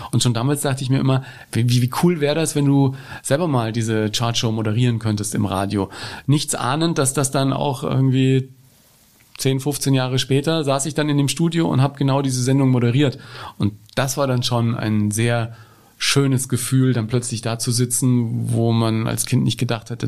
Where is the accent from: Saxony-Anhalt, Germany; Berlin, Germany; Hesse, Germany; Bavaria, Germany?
Bavaria, Germany; Ebern; wir haben als Kinder in Ebern in Franken mit zwei Kassettenrekordern uns, wie das in Bayern so üblich war